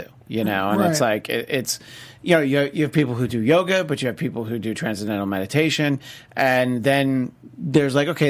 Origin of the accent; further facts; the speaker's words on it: New York, United States; we're from New York.